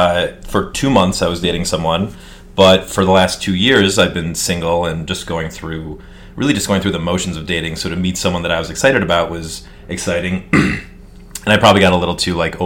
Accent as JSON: {"language": "English", "town": "Detroit", "region": "Michigan", "country": "United States", "moved": "yes", "lives_now": "New York, United States", "said": "I am from Detroit, Michigan. Been living in New York for 10 years. I'm 33 years old, about to be 34."}